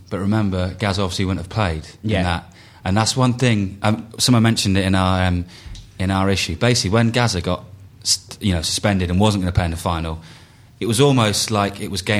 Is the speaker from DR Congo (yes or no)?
no; England, United Kingdom; we're English as well.